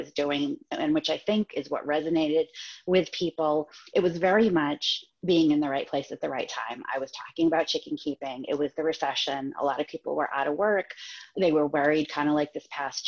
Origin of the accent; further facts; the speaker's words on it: Massachusetts, United States; moved away as an adult; now in Maine, United States; I grew up in Massachusetts and lived in different places because my husband was in the Navy